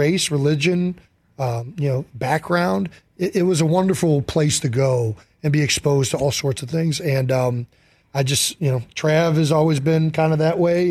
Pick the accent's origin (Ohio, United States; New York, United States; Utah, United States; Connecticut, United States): Ohio, United States; Cleveland Heights; we grew up in Cleveland Heights, Ohio